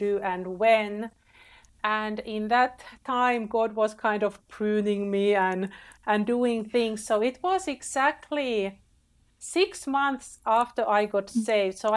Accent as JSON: {"language": "English", "country": "Finland", "tie": "born or raised there", "moved": "as an adult", "said": "I was born and raised in Finland, but I didn't really appreciate my country"}